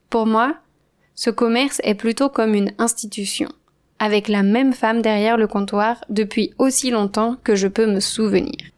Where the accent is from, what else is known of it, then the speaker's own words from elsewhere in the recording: Andrezé, Pays de la Loire, France; moved away; Le village où j'ai grandi s'appelle Andrezy. Il est situé à l'ouest de la France, entre Nantes et Angers.